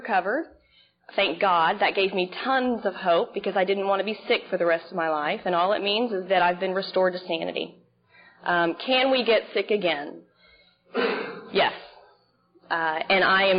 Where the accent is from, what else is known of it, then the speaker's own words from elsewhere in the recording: Dallas, Texas, United States; moved away as an adult; also born or lived in Dana Point, California; now in Seal Beach, United States; I'm originally from Dallas, Texas